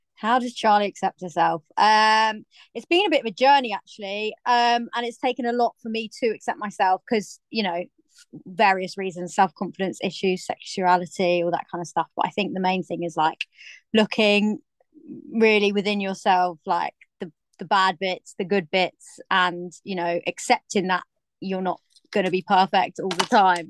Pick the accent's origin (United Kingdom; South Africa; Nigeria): United Kingdom; Cornwall, South West England; now in London, United Kingdom; I grew up in Cornwall where there's literally nobody